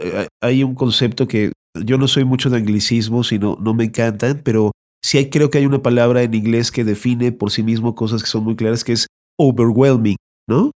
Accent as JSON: {"language": "Spanish", "country": "Mexico", "said": "como mexicanos"}